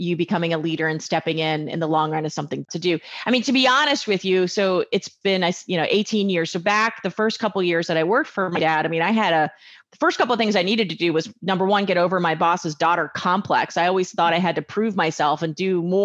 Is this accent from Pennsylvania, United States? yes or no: yes; Pennsylvania, United States; So we're from Pennsylvania